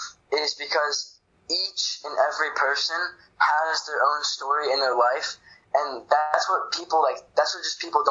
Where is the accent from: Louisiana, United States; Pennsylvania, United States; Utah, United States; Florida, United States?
Florida, United States; I'm from Florida